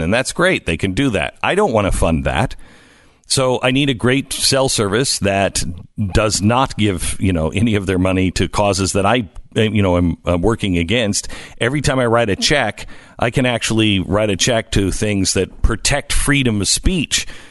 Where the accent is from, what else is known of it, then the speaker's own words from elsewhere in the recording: Texas, United States; As a Texan